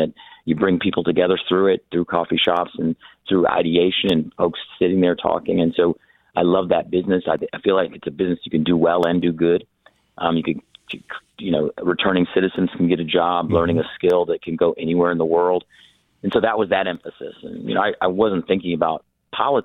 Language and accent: English; Iowa, United States; now in Michigan, United States; I was born in Iowa